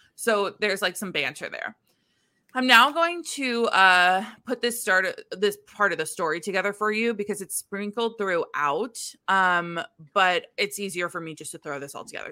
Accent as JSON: {"language": "English", "region": "Midwest", "country": "United States", "also_born_or_lived": "New York", "moved": "as an adult", "said": "as a Midwesterner in New York"}